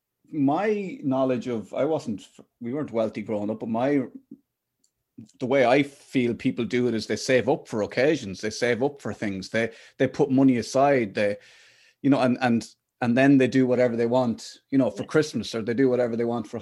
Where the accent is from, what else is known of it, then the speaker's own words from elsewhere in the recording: Athlone, Westmeath, Ireland; when I grew up in Athlone in the Midlands